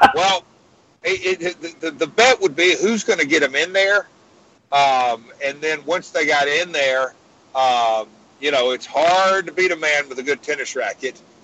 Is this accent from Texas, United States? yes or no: no; Nashville, Tennessee, United States; my hometown of Nashville.